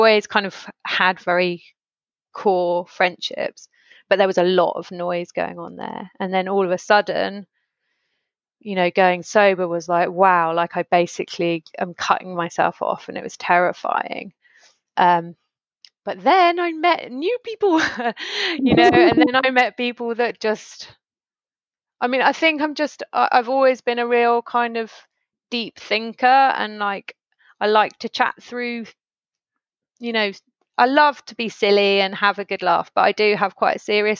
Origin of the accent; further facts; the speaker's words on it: Stroud, South West England, United Kingdom; moved away as an adult; When my parents moved from where I grew up in Stroud, they moved to London when I was probably like 29